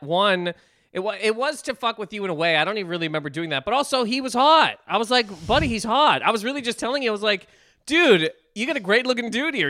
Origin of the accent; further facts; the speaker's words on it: Canada; we're both Canadian.